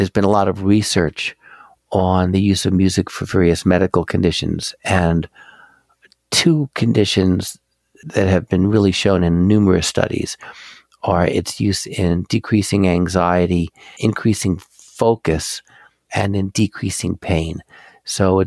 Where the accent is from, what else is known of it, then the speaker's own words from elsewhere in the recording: Philadelphia, Pennsylvania, United States; I'm from Philly